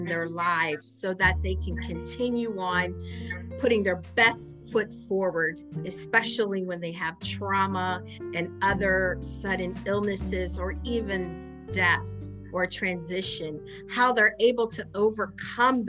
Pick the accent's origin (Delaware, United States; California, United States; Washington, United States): Delaware, United States; Wilmington; we're both from Wilmington, right? We grew up here.